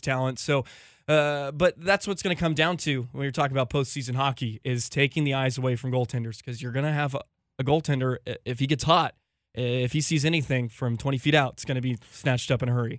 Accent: Richardson, Texas, United States; also born or lived in St. Cloud, Minnesota; I was born and raised in Richardson, Texas

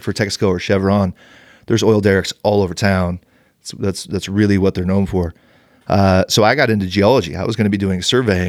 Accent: Bakersfield, California, United States; moved away as an adult; I grew up an hour and a half north of LA in Bakersfield. Okay. So I am an LA sports guy. Those are my teams. I've lived up here. I came up here to go to the Y, and I've been up here for 16 years.

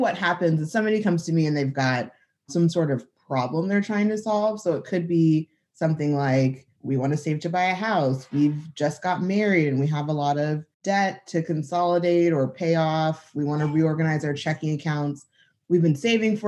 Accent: Southern California, United States; moved away as an adult; also born or lived in San Diego; now in Tulsa, United States; I grew up in Southern California, so that'll always have a big piece of me

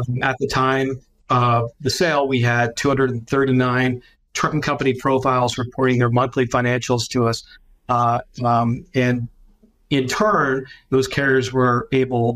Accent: London, Ontario, Canada; I'm Canadian, so I'm based in London, Ontario. I have never changed my location

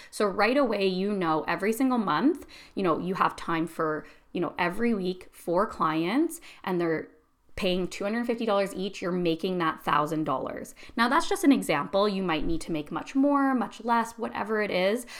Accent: Canada; I'm Canadian

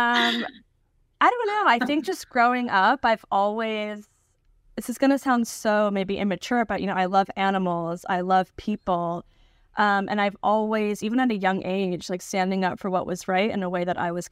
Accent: Niskayuna, New York, United States; born or raised there; now in New York City, United States

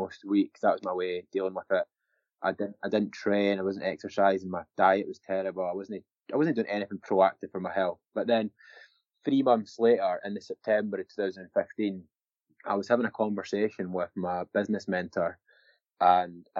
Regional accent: Scotland, United Kingdom; I was obviously drunk a lot growing up in Scotland.

